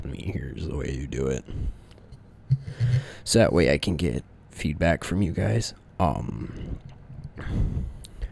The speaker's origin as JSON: {"language": "English", "region": "Texas", "country": "United States", "also_born_or_lived": "upstate New York", "moved": "yes", "lives_now": "New York, United States", "said": "I'm not originally from this state. I'm actually from Texas."}